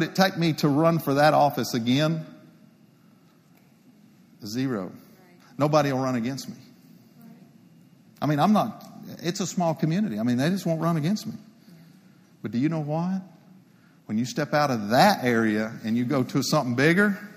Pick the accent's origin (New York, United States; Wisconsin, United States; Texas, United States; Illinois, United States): Texas, United States; Palo Pinto County; Palapinta County Precinct 2, it's my hometown. It's my people. It's where I was raised